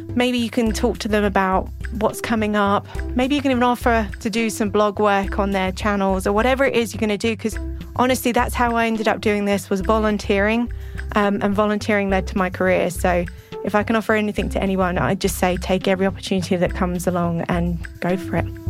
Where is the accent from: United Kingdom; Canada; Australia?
United Kingdom; England; moved away as an adult; also born or lived in Middle East; now in New Mexico, United States; Growing up in England